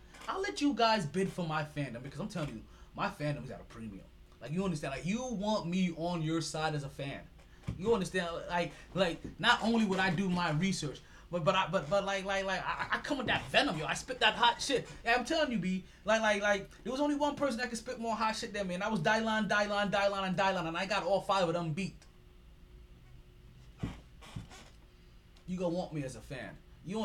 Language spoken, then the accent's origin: English; New York City, New York, United States; I'm a New Yorker all day through and through.